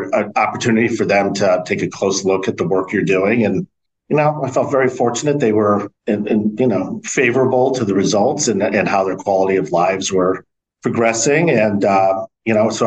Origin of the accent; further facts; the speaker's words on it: West Hartford, Connecticut, United States; moved away as an adult; also born or lived in Burlington, Connecticut; born and raised in West Hartford